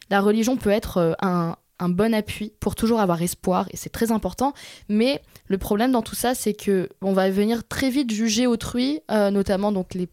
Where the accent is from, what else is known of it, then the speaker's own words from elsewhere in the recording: France; Alors moi qui ai grandi, je suis née en France